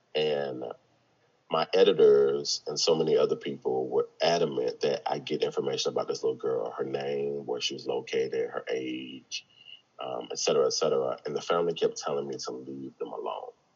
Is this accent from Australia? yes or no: no; the South, United States; growing up in the South and being a black man